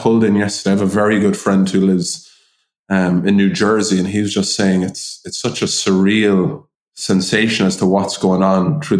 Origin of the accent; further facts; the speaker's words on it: Ireland; We're Irish.